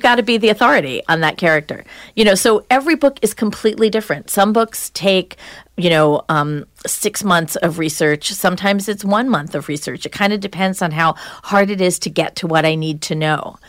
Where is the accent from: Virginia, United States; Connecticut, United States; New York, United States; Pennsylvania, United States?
New York, United States; Long Island; also born or lived in New Hampshire; I was from Long Island. I grew up in the suburbs